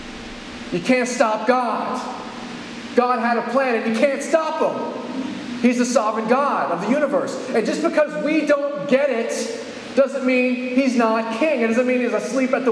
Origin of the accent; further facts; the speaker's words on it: California, United States; I'm from California.